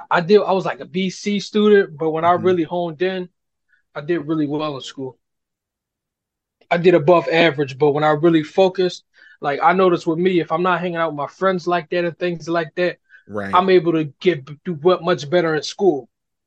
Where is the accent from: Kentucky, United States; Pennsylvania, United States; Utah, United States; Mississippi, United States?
Pennsylvania, United States; Philadelphia; Well, one, growing up in West Philly, my uncles and them used to go to the studio down in South Philly or downtown Old City area called Slap Studio.